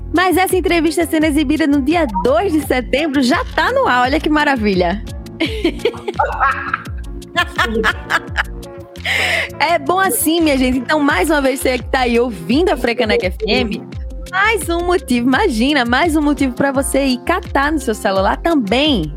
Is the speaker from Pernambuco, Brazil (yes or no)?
yes; Pernambuco, Brazil; accent: Pernambuco; eu sou pernambucana, eu seguro meu sotaque mesmo.